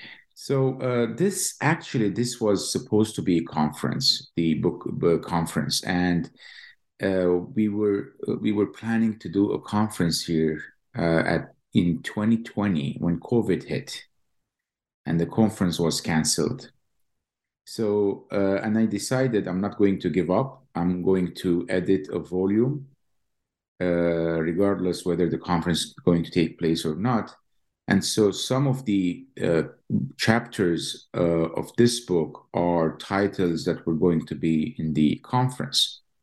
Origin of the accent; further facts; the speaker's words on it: East Jerusalem, Jerusalem District, Israel; now in Lincoln, United States; As you know, Roberto, I was born and raised in East Jerusalem, graduated from the Hebrew University and came to Columbia